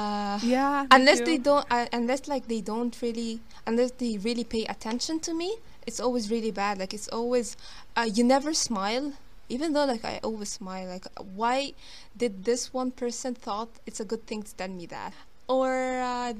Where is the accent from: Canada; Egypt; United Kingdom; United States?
Egypt; Alexandria, Alexandria Governorate; And I'm from Egypt. I live in it's the second biggest city in Egypt called Alexandria.